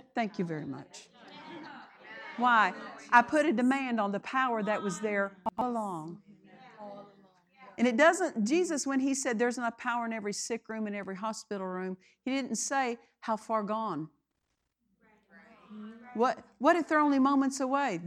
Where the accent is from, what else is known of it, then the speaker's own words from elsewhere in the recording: Oklahoma, United States; I was raised in Oklahoma